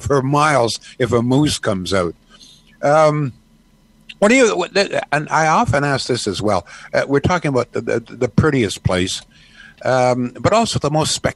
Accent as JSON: {"language": "English", "town": "Arthur", "region": "Ontario", "country": "Canada", "tie": "born or raised there", "said": "my happiest childhood days were on my grandfather's farm in Arthur, Ontario"}